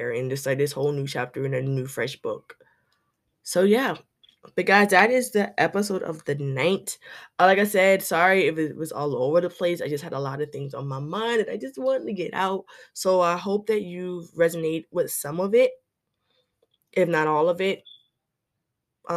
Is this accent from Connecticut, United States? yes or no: no; South Carolina, United States; I'm a writer from South Carolina